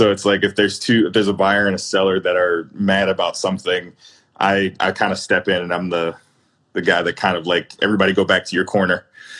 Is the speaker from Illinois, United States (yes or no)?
yes; Chicago, Illinois, United States; Both city and suburbs. I'm currently in the city now. I'm in North Center.